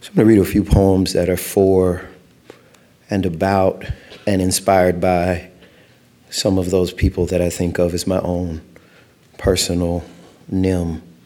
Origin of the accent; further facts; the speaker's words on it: Louisiana, United States; moved away; also born or lived in East Texas / San Diego, California; I grew up in Louisiana